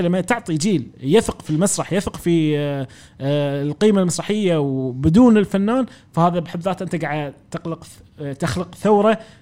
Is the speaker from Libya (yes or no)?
no; Kuwait; وديرتي رافضتني